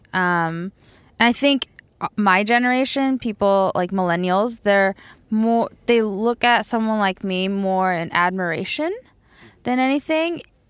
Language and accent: English; Tokyo, Japan; Oh, I'm from here. I'm from Tokyo. I'm from Japan.